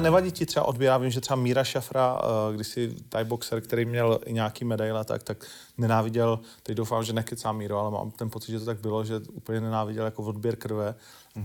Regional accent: Ostrava, Moravian-Silesian Region, Czechia; já jsem Ostravák, takže my víme, že to není úplně jednoduchý, nebo tehdy to nebylo jednoduchý v mý době vyrůstat tam

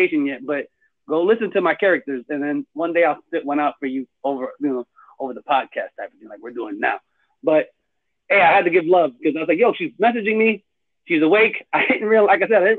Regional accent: Orlando, Florida, United States; now in Kissimmee, United States; I'm from Orlando, but I live in Kissimmee.

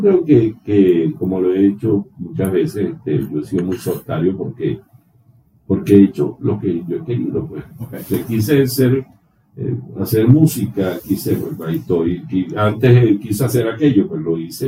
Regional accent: Calabozo, Guárico, Venezuela; yo soy nativo de Calabozo, Estado Guárico

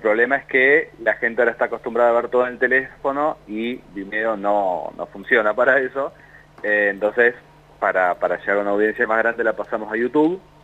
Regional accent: La Plata, Buenos Aires Province, Argentina; yo soy de La Plata

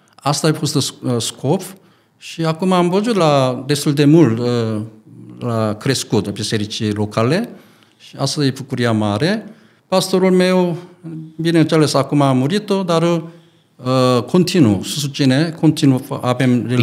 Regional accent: South Korea; Romanian is a second language; moved away as an adult; also born or lived in England / Arad, Romania

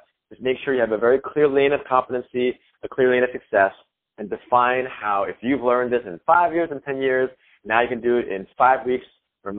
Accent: New York City, New York, United States; moved away as an adult; now in California, United States; I was born and raised in New York City

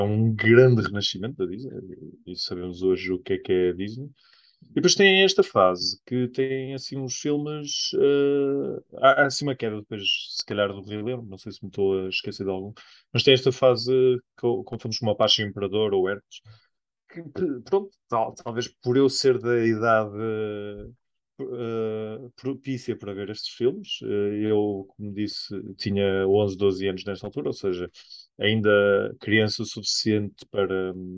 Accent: Espinho, Norte, Portugal; nós somos de Espinho.

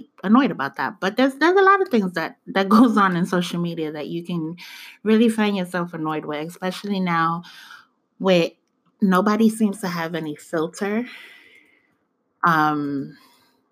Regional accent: New York City, New York, United States; now in Georgia, United States; I may have African roots and African descent, but I was born in the Bronx.

